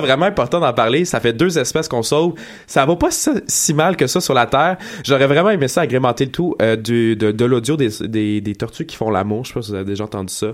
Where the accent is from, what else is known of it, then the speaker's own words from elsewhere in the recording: Quebec, Canada; on est Québécois